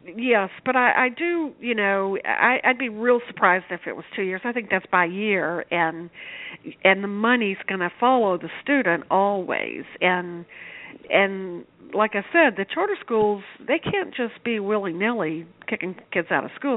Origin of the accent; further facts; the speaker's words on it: Shreveport, Louisiana, United States; I grew up in Shreveport, Louisiana